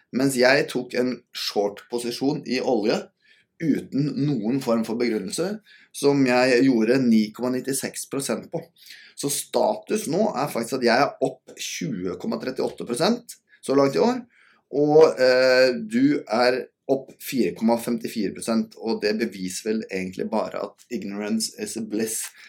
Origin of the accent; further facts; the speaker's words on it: Norway; som min fornuftige nordmann som er